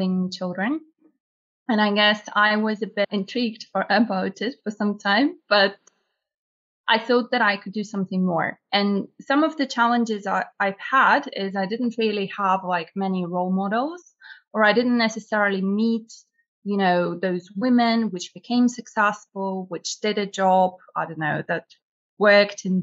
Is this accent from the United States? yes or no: no; Russia; moved away as an adult; now in United Kingdom; I'm from Russia originally, and I only moved to UK 7 years ago